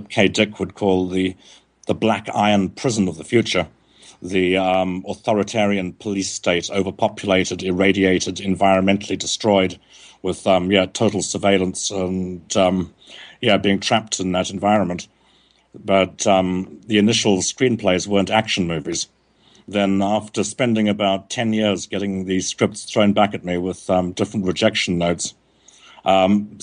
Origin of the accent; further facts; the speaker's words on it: South Africa; now in Montségur, France; I was growing up in South Africa